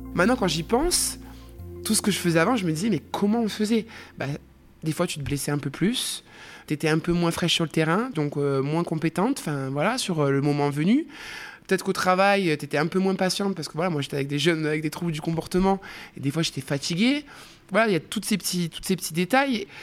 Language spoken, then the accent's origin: French; Escoussens, Occitania, France; moved away as an adult; also born or lived in Montpellier; j'ai grandi à Castres, plus précisément dans un tout petit village à côté de Castres qui s'appelle Escoussins